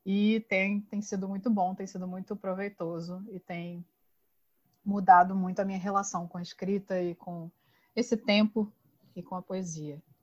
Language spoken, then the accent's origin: Portuguese; Campos dos Goytacazes, Rio de Janeiro, Brazil; also born or lived in João Pessoa; Eu também sou de Campos do Itacazes, morei muitos anos em João Pessoa, amo demais aquela terra. E agora estou de volta aqui em Campos